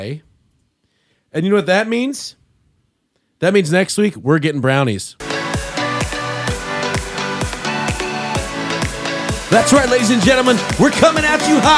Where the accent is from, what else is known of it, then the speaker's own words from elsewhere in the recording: United States; I'm from Perry County, so I call radiator